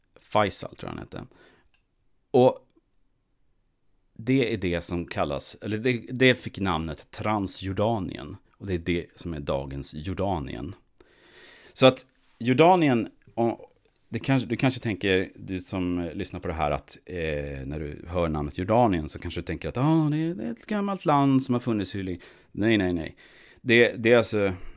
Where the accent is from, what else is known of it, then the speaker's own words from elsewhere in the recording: Sweden; som svensk